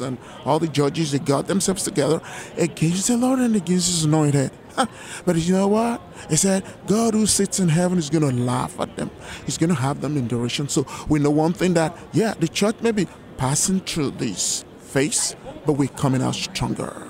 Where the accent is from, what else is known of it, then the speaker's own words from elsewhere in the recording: Lagos, Nigeria; moved away; My country of origination is Nigeria in West Africa